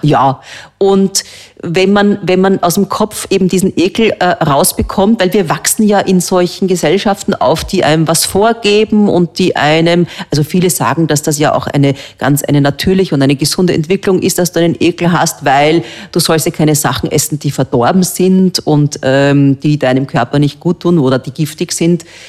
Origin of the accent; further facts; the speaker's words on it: Austria; bei uns in Österreich